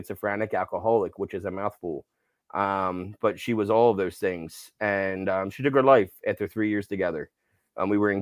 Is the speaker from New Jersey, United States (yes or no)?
yes; New Jersey, United States; I grew up in South Jersey, man, right outside of Philly